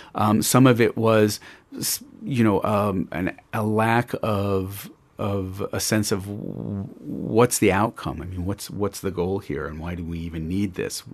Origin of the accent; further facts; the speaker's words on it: Indianapolis, Indiana, United States; I grew up in Indianapolis